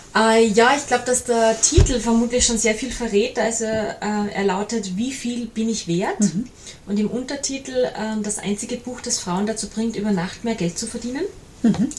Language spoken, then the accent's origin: German; Salzburg, Austria; also born or lived in Mondseeland, Salzkammergut; Ich bin eine Salzburgerin, die im schönen Mondseeland im, im Salzkammergut lebt